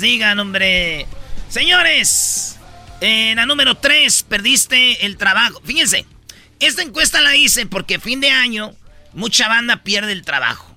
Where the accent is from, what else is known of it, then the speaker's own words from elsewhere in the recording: central Mexico, Mexico; nosotros, que somos del centro de la República